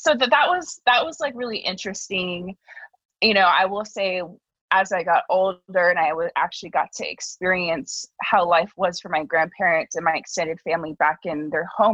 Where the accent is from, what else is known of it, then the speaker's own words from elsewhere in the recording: Los Angeles, California, United States; born in LA, raised in the San Fernando Valley